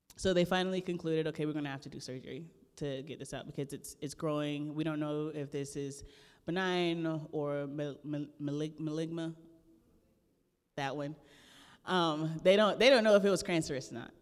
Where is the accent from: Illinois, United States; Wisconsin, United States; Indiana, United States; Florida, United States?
Florida, United States; the Everglades, South; I'm originally from the Everglades of South Florida